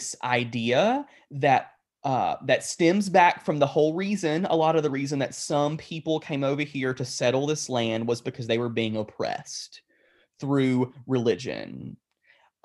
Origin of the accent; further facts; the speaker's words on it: United States; We as Christians, particularly Western American Christians